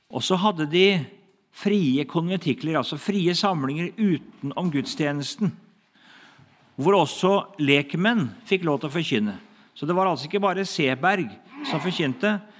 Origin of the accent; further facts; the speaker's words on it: Hedrum, Vestfold, Norway; Hedrum, da, som var mitt, liksom, der jeg kommer fra.